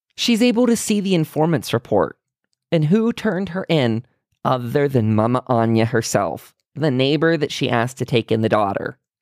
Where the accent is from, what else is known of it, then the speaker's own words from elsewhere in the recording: United States; being an American